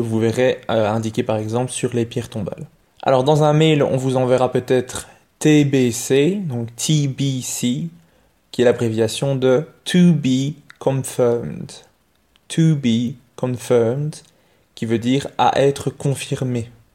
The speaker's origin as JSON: {"language": "French", "country": "Belgium", "said": "chez nous en Belgique"}